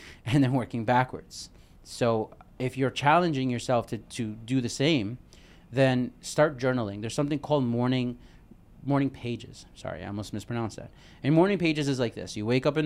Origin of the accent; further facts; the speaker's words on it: New York City, New York, United States; I'm from Brooklyn